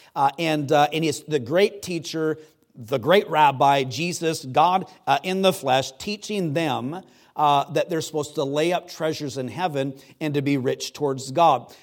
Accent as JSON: {"language": "English", "country": "United States", "said": "I'm American"}